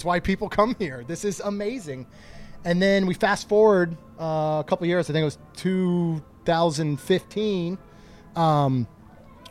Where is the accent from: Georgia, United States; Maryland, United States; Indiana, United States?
Maryland, United States; moved away as an adult; now in Florida, United States; I grew up in Maryland